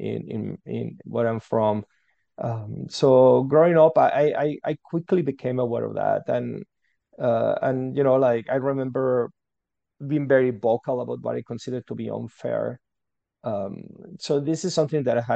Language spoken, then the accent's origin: English; Guadalajara, Jalisco, Mexico; English is a second language; moved away as an adult; now in Canada; I'm from Mexico. That's where I grew up, from a city called Guadalajara